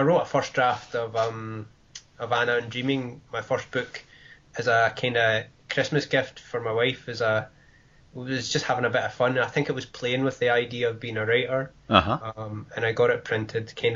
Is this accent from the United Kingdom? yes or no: yes; Wishaw, Scotland, United Kingdom; now in Glasgow, United Kingdom; I grew up in Wishaw, which is a smaller town, and I live in the city centre now